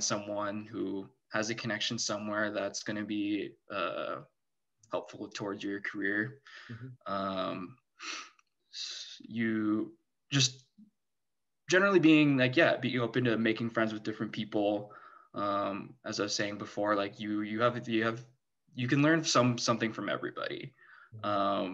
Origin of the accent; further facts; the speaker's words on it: San Diego, California, United States; I grew up in San Diego